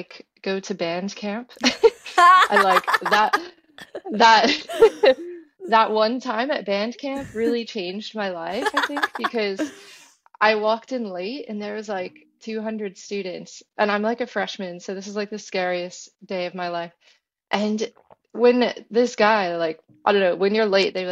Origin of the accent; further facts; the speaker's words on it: Florida, United States; I'm from Florida